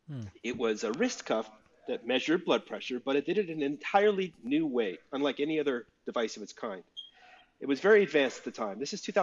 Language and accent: English; Calgary, Alberta, Canada; also born or lived in Vancouver; now in Brooklyn, United States; So I'm Canadian. I live in Brooklyn, but I'm from Calgary originally.